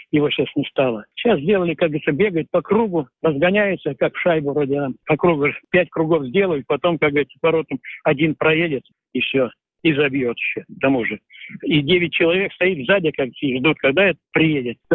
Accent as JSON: {"language": "Russian", "town": "Sverdlovsk", "region": "Sverdlovsk Oblast", "country": "Russia", "tie": "born or raised there", "moved": "yes", "said": "Хоть я и уехал из Свердловска, но все равно я до сих пор остался что родина у меня она есть, есть."}